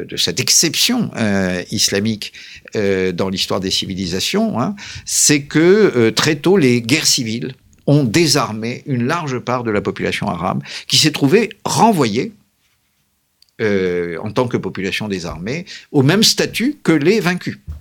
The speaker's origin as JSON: {"language": "French", "country": "France", "said": "nous sommes des Français, paraît-il"}